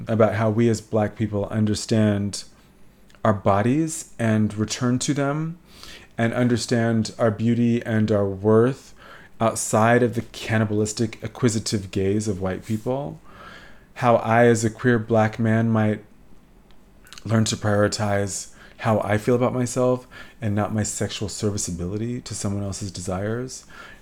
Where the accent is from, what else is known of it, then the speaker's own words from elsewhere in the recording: Atlanta, Georgia, United States; I grew up in Atlanta